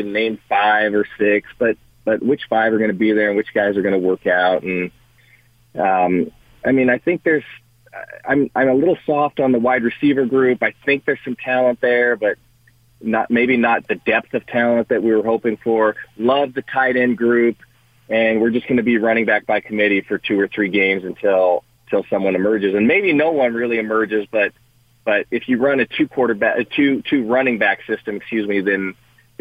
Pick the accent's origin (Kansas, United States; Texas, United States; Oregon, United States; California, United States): California, United States; Culver City; moved away; we grew up in Culver City